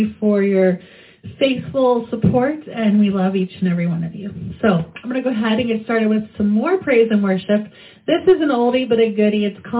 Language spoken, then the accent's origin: English; Hamilton, Ohio, United States; I'm from Hamilton, Ohio. I live here with my handsome husband and my beautiful mother